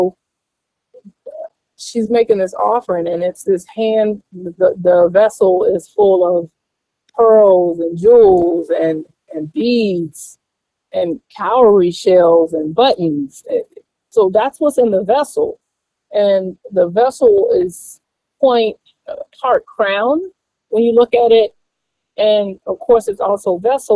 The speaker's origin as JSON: {"language": "English", "town": "Atlanta", "region": "Georgia", "country": "United States", "tie": "born or raised there", "said": "I'm from the South. I'm from Atlanta, ATLANCA. And we raised in the church"}